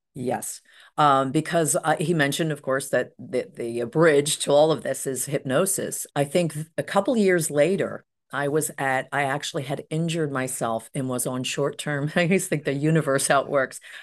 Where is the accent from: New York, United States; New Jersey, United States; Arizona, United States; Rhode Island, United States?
New Jersey, United States; Cherry Hill; I grew up in Cherry Hill, New Jersey